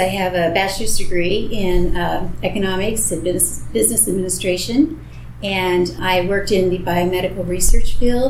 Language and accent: English; Los Angeles, California, United States; also born or lived in New York; now in Palm Desert, United States; My family, I grew up in Los Angeles. I had a dad that was very strict, youngest of five kids.